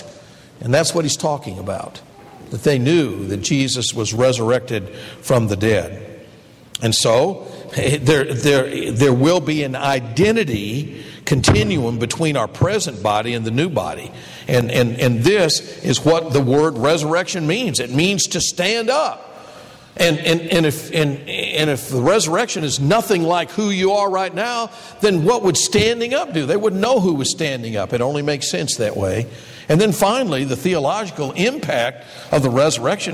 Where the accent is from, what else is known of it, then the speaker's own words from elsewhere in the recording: Detroit, Michigan, United States; when I was a boy growing up in the Detroit area